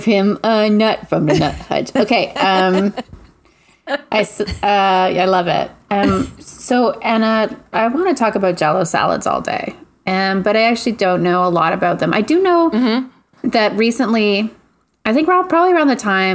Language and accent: English; Quebec, Canada; I grew up in Quebec